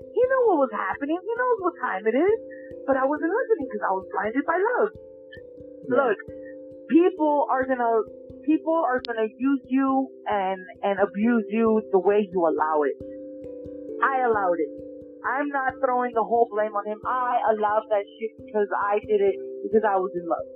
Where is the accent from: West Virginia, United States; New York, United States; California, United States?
California, United States; Los Angeles; I grew up in North Hollywood